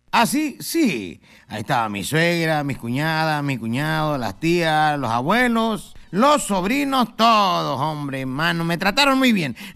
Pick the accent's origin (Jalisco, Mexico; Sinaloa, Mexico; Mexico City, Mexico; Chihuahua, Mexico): Sinaloa, Mexico; Culiacán; en mi niñez, nosotras allá en Culiacán, Sinaloa, no teníamos que ponernos el cinturón de seguridad cuando viajábamos, porque no ni carro teníamos.